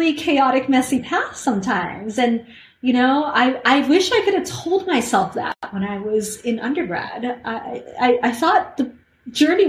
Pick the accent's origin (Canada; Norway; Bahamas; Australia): Canada; I'm Canadian